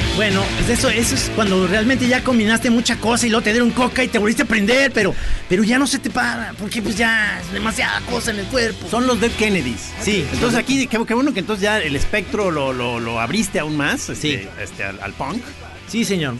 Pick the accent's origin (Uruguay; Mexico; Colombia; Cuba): Mexico; Jalisco; somos de Jalisco